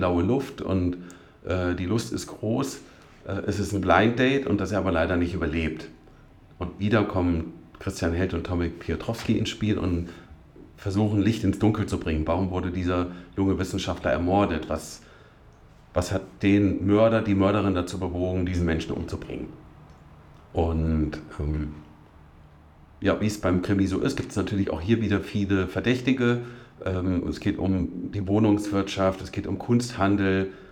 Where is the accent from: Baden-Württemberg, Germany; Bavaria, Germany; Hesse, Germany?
Hesse, Germany; Witzenhausen; moved away as an adult; also born or lived in Duderstadt; now in Göttingen, Germany; Aufgewachsen bin ich aber in Nordhessen, in Witzenhausen.